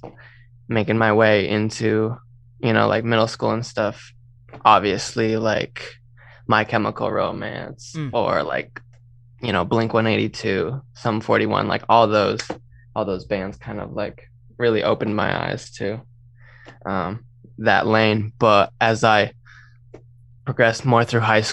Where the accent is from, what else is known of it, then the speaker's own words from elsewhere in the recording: Vermont, United States; also born or lived in Georgia; I am originally from Vermont. I spent like the majority of my life living there, but I was like born in Georgia